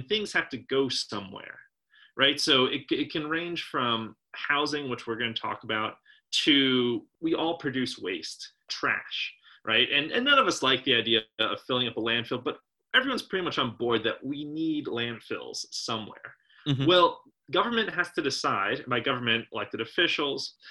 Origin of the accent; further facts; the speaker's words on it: southeastern Pennsylvania, United States; when I was growing up in Pennsylvania, southeastern Pennsylvania